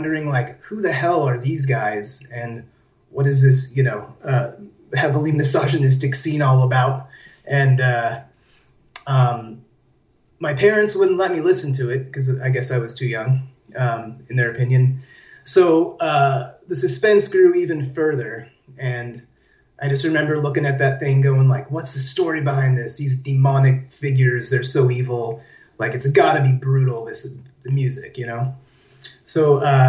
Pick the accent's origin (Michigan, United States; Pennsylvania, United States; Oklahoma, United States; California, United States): California, United States; San Diego; moved away as an adult; now in Belgrade, Serbia; I'm originally from there, but I've been living here